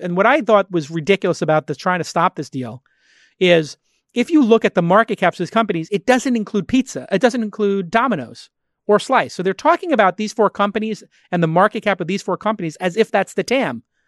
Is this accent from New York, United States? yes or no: yes; New York, United States; I was grew up in the restaurant business and I'm from New York